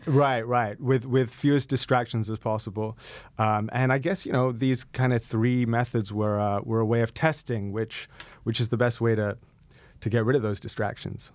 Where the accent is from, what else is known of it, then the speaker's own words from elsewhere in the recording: United Kingdom; I am British